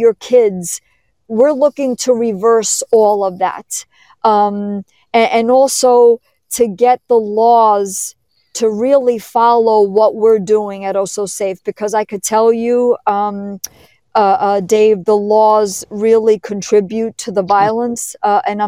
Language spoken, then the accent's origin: English; New York City, New York, United States; I was born in New York City.